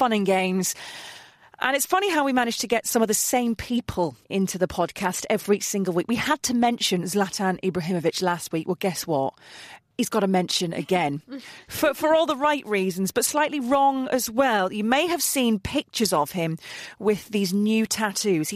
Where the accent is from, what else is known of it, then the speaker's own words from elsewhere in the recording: Middlesbrough, North East England, United Kingdom; my hometown team, Middlesbrough